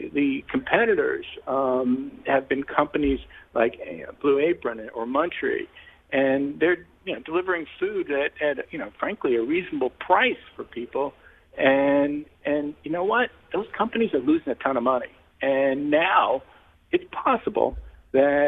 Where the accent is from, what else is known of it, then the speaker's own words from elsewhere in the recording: New York, United States; I'm a New Yorker